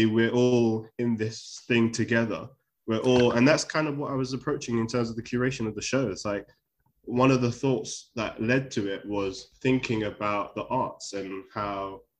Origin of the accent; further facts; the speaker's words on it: London, United Kingdom; I grew up in Shepherd's Bush